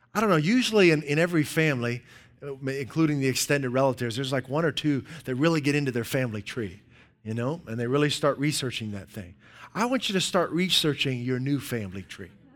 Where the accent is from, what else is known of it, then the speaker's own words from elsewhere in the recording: Dayton, Ohio, United States; I usually say Dayton.